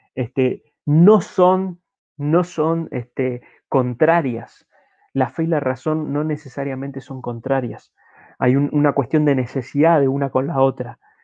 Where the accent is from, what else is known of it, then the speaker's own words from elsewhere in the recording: Uruguay; como uruguayos